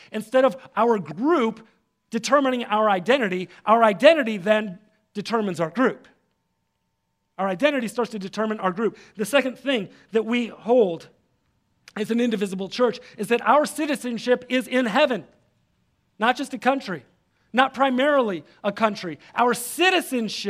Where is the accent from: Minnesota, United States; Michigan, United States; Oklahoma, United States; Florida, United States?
Michigan, United States; Detroit; If I'm somewhere else, I say I'm from Detroit. If I'm here, I say I'm from the East Side. I'm an East Sider, right?